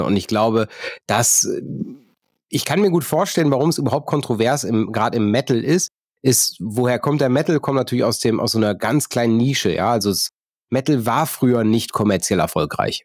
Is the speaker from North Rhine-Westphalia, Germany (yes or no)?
yes; Neuss, North Rhine-Westphalia, Germany; meine Geburtsstadt Neuss